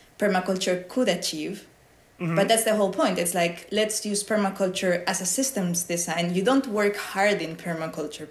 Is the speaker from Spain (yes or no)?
yes; Spain; moved away; I come from Spain, it's sunny, warm